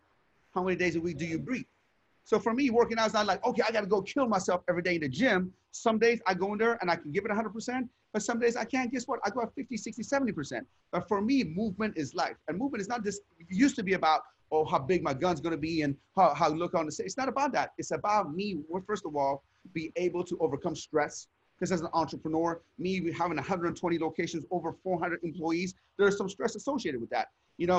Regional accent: Sharon, Pennsylvania, United States; I was a knucklehead. I grew up in Sharon, Pennsylvania. And I told you outside the store was pimps, prostitutes, and drug dealers.

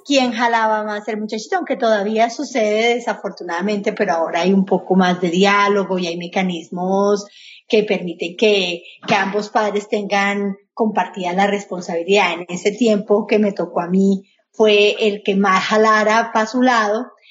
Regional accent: Colombia; now in Miami, United States; inmigrantes como yo, colombiana

